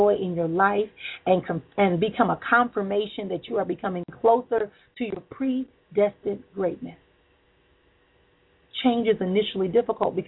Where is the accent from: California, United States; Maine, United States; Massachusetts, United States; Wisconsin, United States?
Wisconsin, United States; Milwaukee; my hometown where I was at, Milwaukee, Wisconsin